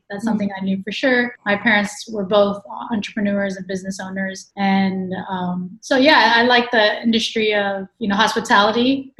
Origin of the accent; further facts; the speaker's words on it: Houston, Texas, United States; and I am 32. And originally I was born in Houston, Texas. I'm half Mexican, half American. My mom's from Mexico City.